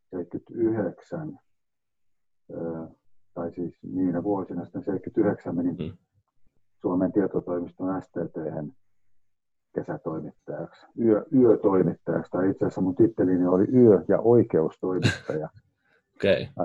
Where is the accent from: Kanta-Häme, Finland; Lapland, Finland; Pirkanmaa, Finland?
Pirkanmaa, Finland; Valkeakoski; moved away as an adult; also born or lived in London; kotikaupunkini niin Valkeakosken Sanomien kesätoimittajana